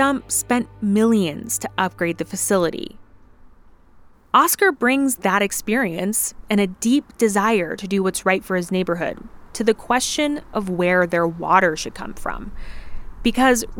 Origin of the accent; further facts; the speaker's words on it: Colorado, United States; my home state, Colorado